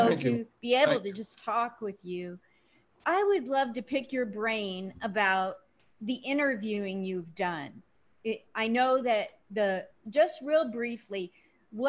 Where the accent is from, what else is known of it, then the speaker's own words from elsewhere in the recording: Portland, Oregon, United States; moved away as an adult; also born or lived in New York / California; now in Las Vegas, United States; I grew up in Portland, Oregon